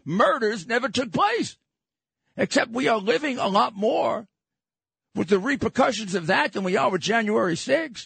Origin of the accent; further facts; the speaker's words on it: New York City, New York, United States; I'm from Brooklyn.